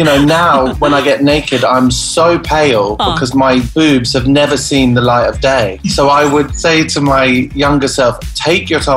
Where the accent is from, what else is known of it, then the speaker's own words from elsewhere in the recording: United Kingdom; the horrible winters we have over here in the UK